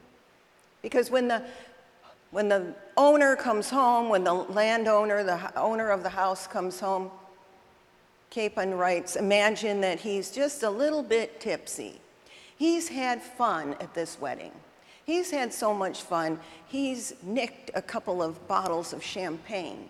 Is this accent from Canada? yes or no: no; United Kingdom; I'm British